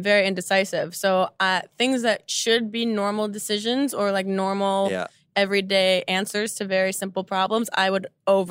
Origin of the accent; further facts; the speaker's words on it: New Jersey, United States; we are both from New Jersey.